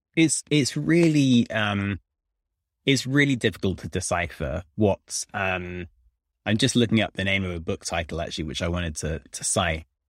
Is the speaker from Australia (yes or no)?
no; United Kingdom; moved away as an adult; now in Washington, D.C., United States; I'm a British person in D C